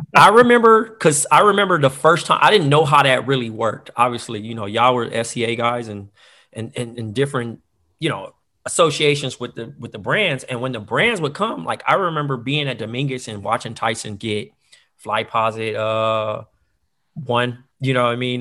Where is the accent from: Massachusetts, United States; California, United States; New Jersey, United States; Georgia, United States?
California, United States; Compton; Growing up in Compton